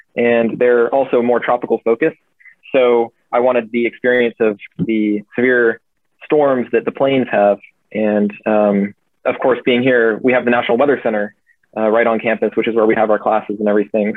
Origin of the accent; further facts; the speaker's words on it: Charleston, South Carolina, United States; moved away as an adult; now in Oklahoma, United States; I grew up in Charleston and we had tropical weather there